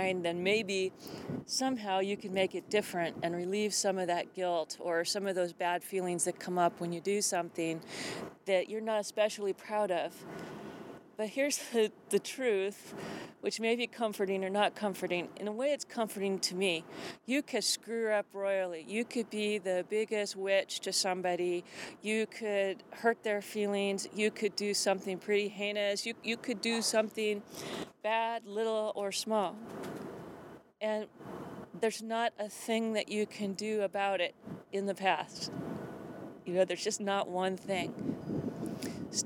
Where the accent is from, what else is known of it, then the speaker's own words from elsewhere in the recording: Tacoma, Washington, United States; growing up in Tacoma